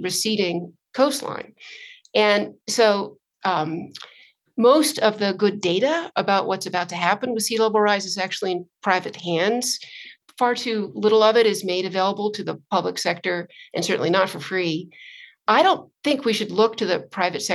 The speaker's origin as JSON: {"language": "English", "town": "Santa Monica", "region": "California", "country": "United States", "tie": "born or raised there", "said": "I'm from Santa Monica"}